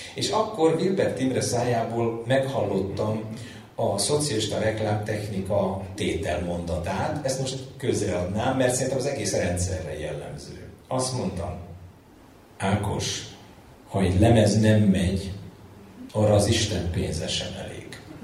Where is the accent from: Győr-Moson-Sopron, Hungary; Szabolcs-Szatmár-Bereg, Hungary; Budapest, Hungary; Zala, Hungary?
Budapest, Hungary; Egy telektéri alapbérletbe születtem, ö, Budapest, ö, egyik, ö, mondjuk így legizgalmasabb kerületében, a nyolcadik kerületben